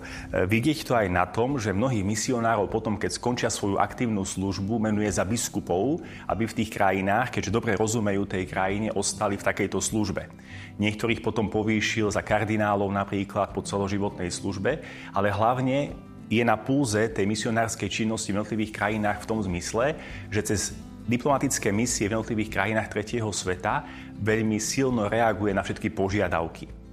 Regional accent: Košice, Košice Region, Slovakia; also born or lived in Angola; ako Košičan

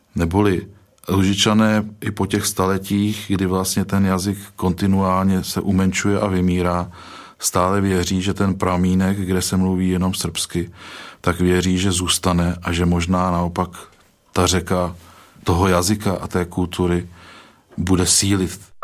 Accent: Czechia; jsem Čech

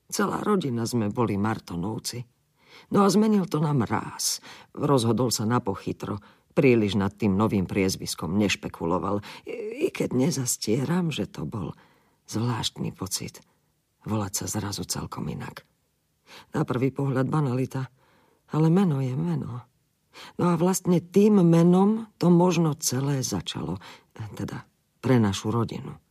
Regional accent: Himberany, Slovakia; born there; Narodila som sa v Himberanoch, kde sa moji rodičia usadili po prvej svetovej vojne.

